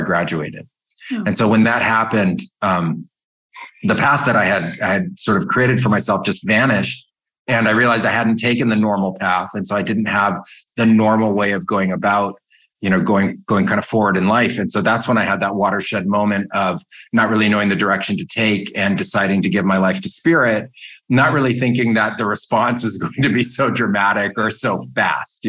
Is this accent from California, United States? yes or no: yes; Silicon Valley, California, United States; I grew up in California in Silicon Valley